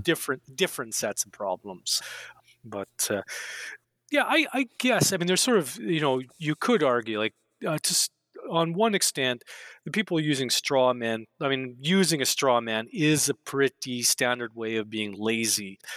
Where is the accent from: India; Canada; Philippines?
Canada; growing up in Canada, uh, back in the day